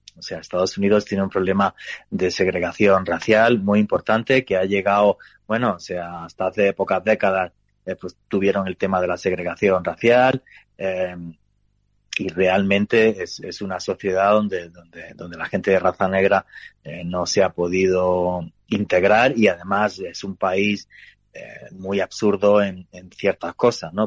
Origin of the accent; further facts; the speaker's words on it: Granada, Andalusia, Spain; moved away; yo soy de Granada, de un pueblito